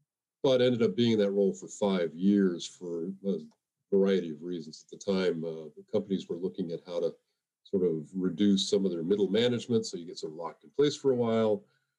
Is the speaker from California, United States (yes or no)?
no; Boston, Massachusetts, United States; I grew up in the Boston area.